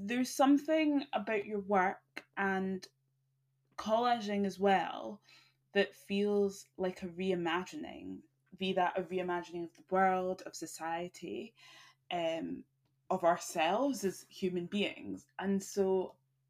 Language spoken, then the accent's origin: English; United Kingdom; born and raised in Britain